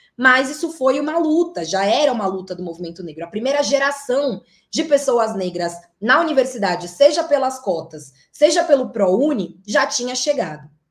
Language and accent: Portuguese; São Paulo, Brazil; cresci na Zona Leste de São Paulo, no bairro do Tatuapé, né, em Carrão e Tatuapé